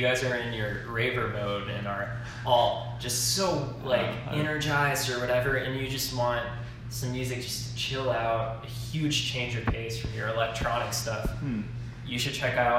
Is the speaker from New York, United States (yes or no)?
no; near Miami, Florida, United States; moved away; also born or lived in North Carolina; I grew up near Miami, and then I ended up living in North Carolina.